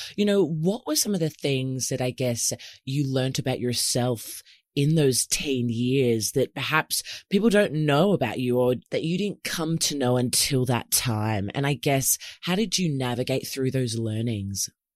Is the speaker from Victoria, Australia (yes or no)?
yes; Melbourne, Victoria, Australia; moved away as an adult; now in Sydney, Australia; I've recently moved from Melbourne, which is my hometown here in Oz, to Sydney